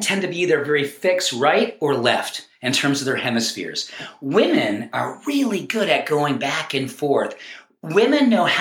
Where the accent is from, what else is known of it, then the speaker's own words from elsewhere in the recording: New England, United States; now in Colorado, United States; When I grew up back in New England, we had these things called lawns.